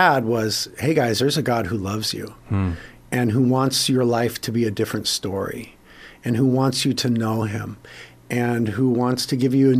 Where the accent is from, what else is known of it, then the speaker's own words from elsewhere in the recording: Carpinteria, California, United States; we ended up starting a church in Carpinteria, my hometown